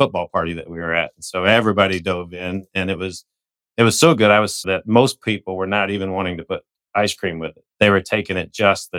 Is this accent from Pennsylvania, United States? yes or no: no; Amarillo, Texas, United States; moved away; we're from Texas originally, myself, Amarillo, her Dallas